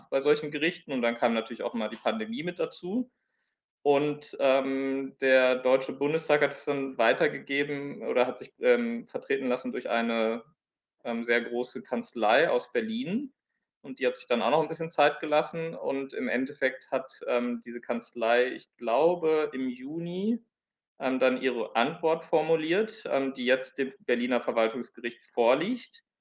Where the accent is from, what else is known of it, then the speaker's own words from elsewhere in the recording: Palestine; German is a second language; ich als, als Palästinenser äh, oder palästinensischer Flüchtling.